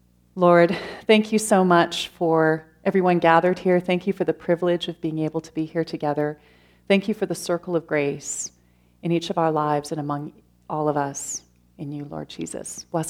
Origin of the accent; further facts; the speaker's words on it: London, Ontario, Canada; I grew up in London, Ontario, without a faith